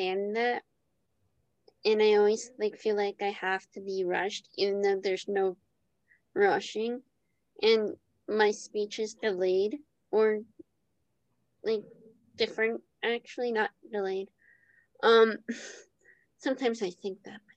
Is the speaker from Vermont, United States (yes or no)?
no; Jersey City, New Jersey, United States; I grew up in Jersey City